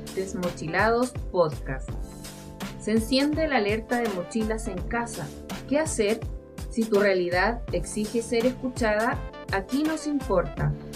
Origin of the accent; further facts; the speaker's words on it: Valparaíso, Chile; soy de Valparaíso